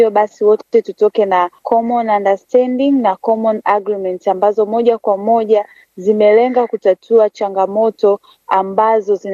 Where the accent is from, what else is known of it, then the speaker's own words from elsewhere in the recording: Tanzania; Mimi ni Mtanzania, natokea katika jamii ya Tanzania.